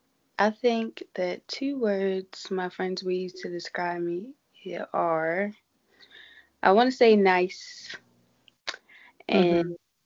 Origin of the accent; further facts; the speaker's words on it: Baltimore, Maryland, United States; I'm from Baltimore.